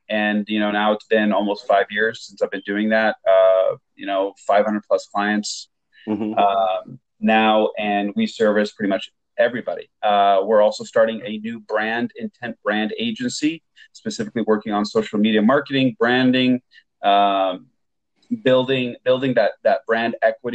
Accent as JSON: {"language": "English", "town": "Portland", "region": "Oregon", "country": "United States", "tie": "born or raised there", "also_born_or_lived": "Beirut, Lebanon", "said": "I was born and raised in Portland, Oregon, but I lived most of my youth, about 10 or 12 years, in Beirut, Lebanon."}